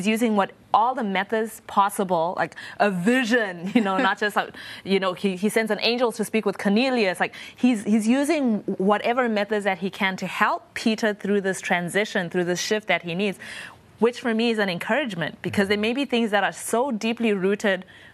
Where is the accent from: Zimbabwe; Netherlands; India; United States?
Zimbabwe; I'm from Zimbabwe